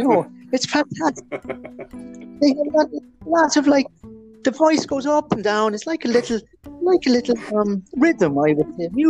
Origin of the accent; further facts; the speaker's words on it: England, United Kingdom; also born or lived in Ireland; So as you mentioned at the beginning of this thing, I grew up in England and Ireland. I lived in many different places.